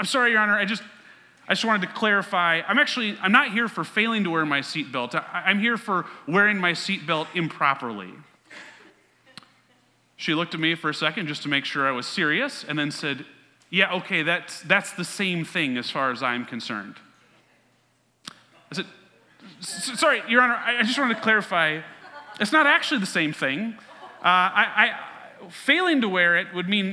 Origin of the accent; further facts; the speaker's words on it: Mansfield, Ohio, United States; my hometown of Mansfield, Ohio